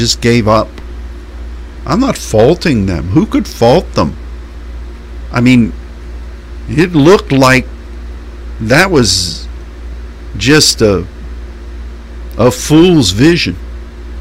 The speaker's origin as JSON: {"language": "English", "town": "Pittsburgh", "region": "Pennsylvania", "country": "United States", "tie": "born or raised there", "said": "I grew up in Pittsburgh, Pennsylvania"}